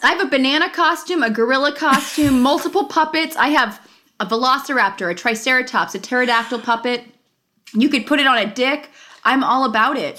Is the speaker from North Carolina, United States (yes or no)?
no; Los Angeles, California, United States; growing up in Los Angeles, so I grew up in the San Fernando Valley. Van Nuys was the, I was